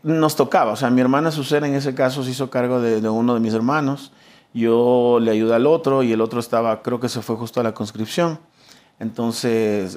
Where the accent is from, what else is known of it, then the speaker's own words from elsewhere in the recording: Quito, Pichincha, Ecuador; toda mi vida crecí en el barrio de San Roque